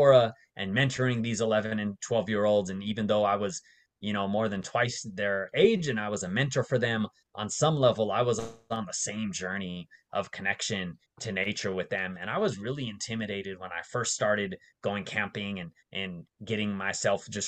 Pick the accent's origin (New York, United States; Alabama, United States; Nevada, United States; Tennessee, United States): Nevada, United States; Las Vegas; moved away as an adult; also born or lived in San Francisco Bay Area; I grew up mostly in Las Vegas